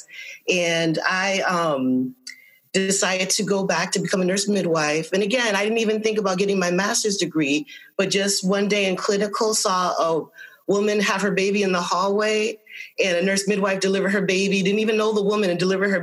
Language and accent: English; Windsor, Connecticut, United States; also born or lived in Hartford, Connecticut; I am born in Hartford. I grew up in Windsor.